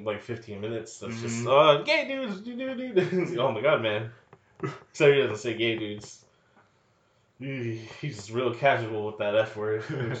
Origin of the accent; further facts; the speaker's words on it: the Bay Area, California, United States; moved away; where people we grew up with. In the Bay, bruh.